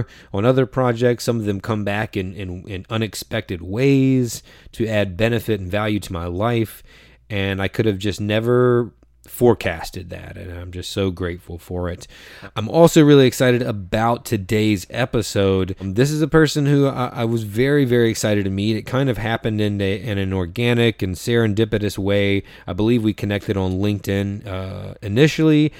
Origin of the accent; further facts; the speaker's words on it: North Carolina, United States; moved away; also born or lived in New York; I'm from North Carolina